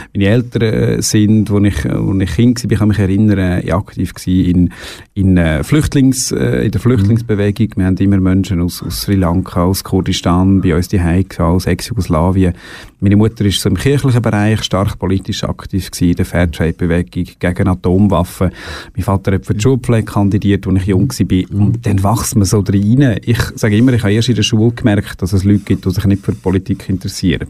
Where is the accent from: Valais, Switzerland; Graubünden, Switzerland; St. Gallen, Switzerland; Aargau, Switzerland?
Aargau, Switzerland; Boswil; also born or lived in Canton of Bern (birthplace) / Lenzburg / Baden; Ich habe die Hauptzeit von meiner Kindheit eigentlich im Freiamt verbracht. In Bosmal, wenn wir sagen, in Boswil